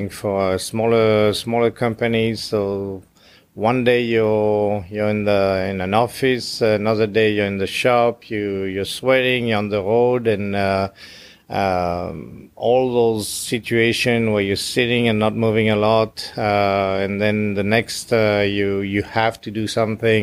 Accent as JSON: {"language": "English", "country": "France", "tie": "born or raised there", "first_language": "French", "second_language": "English", "moved": "as an adult", "said": "I grew up in France"}